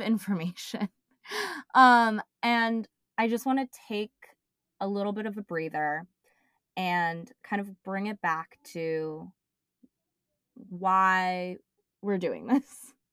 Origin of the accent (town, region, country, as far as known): Bay Area, California, United States; born or raised there